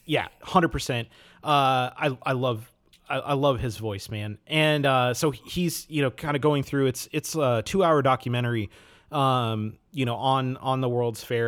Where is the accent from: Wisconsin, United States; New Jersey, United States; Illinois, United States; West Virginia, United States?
Wisconsin, United States; I grew up in Wisconsin